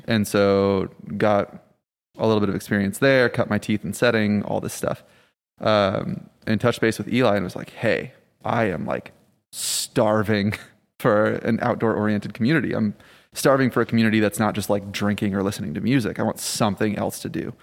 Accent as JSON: {"language": "English", "region": "Michigan", "country": "United States", "also_born_or_lived": "Rhode Island", "moved": "yes", "lives_now": "New Orleans, United States", "said": "I'm originally from Michigan, actually, uh, by way of Rhode Island"}